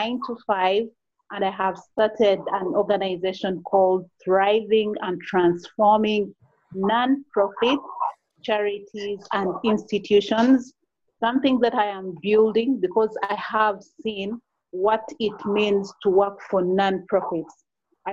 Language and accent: English; Uganda; I am from Uganda